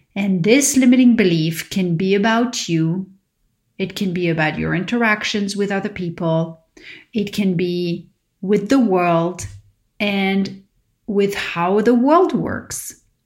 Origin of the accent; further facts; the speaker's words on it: Paris, Île-de-France, France; now in California, United States; growing up in Paris